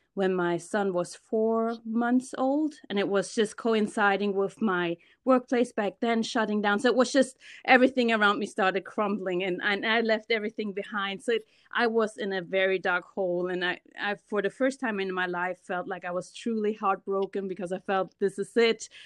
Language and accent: English; Germany; moved away as an adult; now in United States; I was born and raised in Germany. I'm a German Ghanaian, so my mom is German, my dad is from Ghana, and I moved to the States about ten years ago